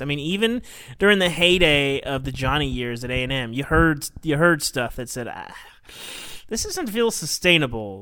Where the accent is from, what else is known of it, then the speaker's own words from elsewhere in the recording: Arkansas, United States; I grew up in Arkansas